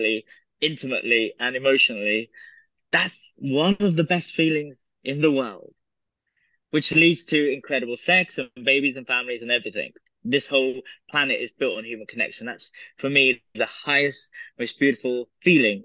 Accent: United Kingdom; I'm British, I have British politeness.

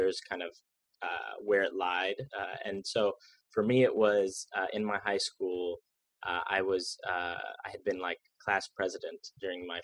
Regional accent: Jacksonville, Florida, United States; There were other schools in my hometown of Jacksonville

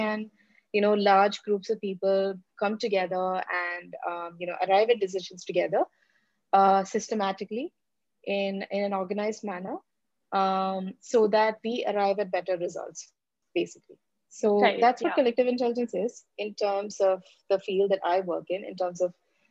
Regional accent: India; moved away as an adult; my home country

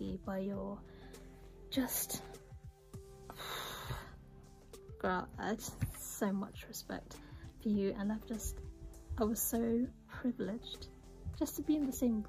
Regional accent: England, United Kingdom; maybe it's me being British and being English

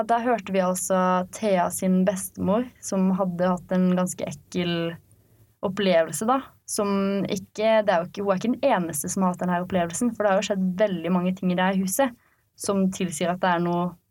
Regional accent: Arendal, Agder, Norway; vi er fra Hisøy

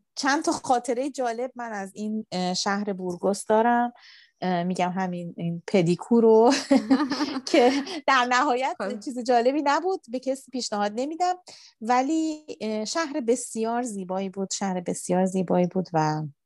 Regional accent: Iran; من ایرانی هستم

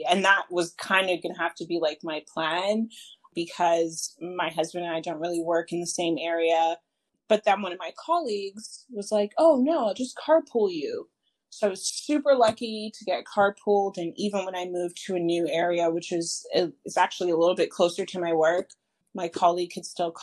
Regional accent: Canada; moved away as an adult; now in United States; I'm coming from Canada

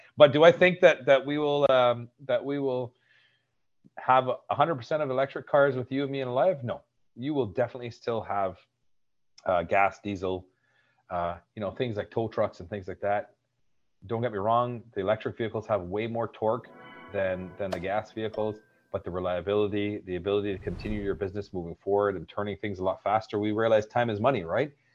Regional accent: Barbados; now in Canada; I'm from Barbados

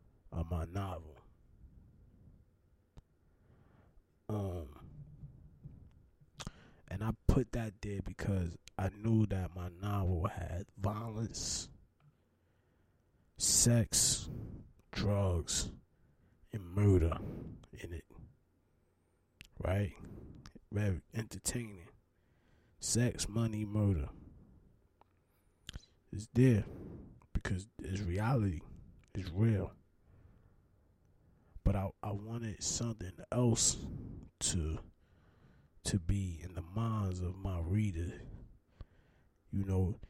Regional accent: Newark, New Jersey, United States; I'm from Newark, New Jersey

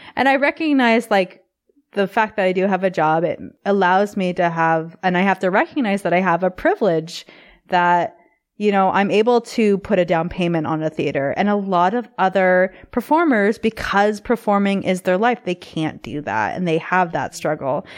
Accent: Canada; also born or lived in Vancouver; as a Canadian

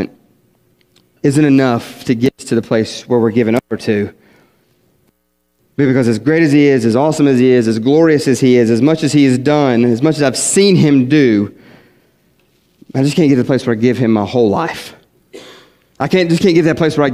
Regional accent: West Virginia, United States; moved away; I was from West Virginia

